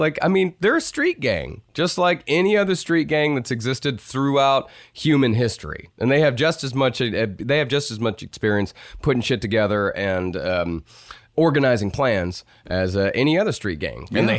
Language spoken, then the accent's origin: English; Haskell, United States; Hell, I grew up in Haskell County. County seat there, Haskell.